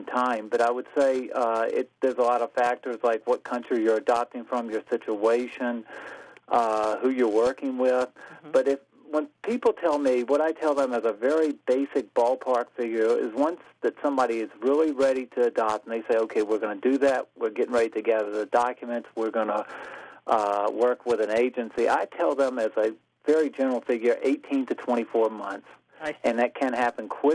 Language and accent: English; Virginia, United States; moved away as an adult; now in Germany; I'm actually from Virginia, and I've been living in Germany since 1987.